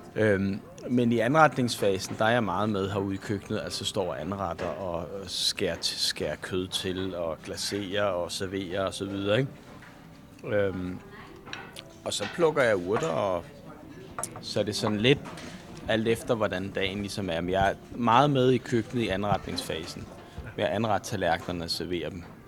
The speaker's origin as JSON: {"language": "Danish", "area": "Bornholm", "region": "Capital Region of Denmark", "country": "Denmark", "said": "jeg kommer fra Danmark eller jeg kan sige, at jeg kommer fra Bornholm"}